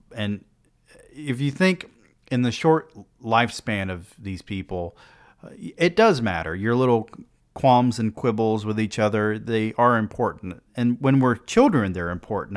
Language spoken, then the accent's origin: English; United States; as an American